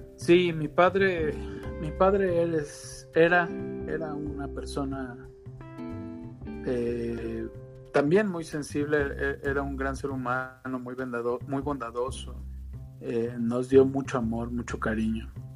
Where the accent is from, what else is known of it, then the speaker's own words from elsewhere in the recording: Veracruz, Mexico; soy veracruzano